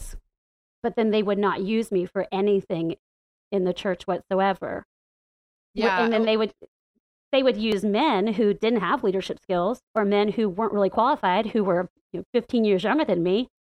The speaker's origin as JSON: {"language": "English", "area": "the Bible Belt", "region": "the South", "country": "United States", "tie": "born or raised there", "moved": "as an adult", "lives_now": "Washington, D.C., United States", "said": "growing up in the Bible Belt and in the buckle of the Bible Belt, it's been pretty lonely and living in the South"}